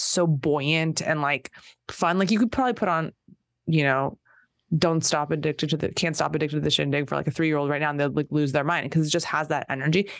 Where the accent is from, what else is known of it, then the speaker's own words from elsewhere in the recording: Torrance, California, United States; I'm from Torrance